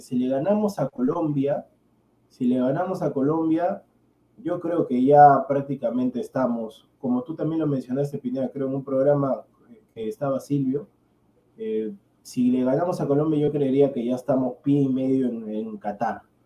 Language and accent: Spanish; Peru; Yo como peruano